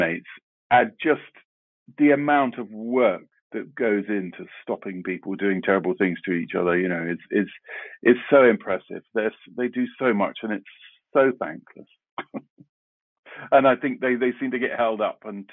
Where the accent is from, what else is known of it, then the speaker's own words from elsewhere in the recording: London, United Kingdom; I grew up in South London, and I went to school in South London.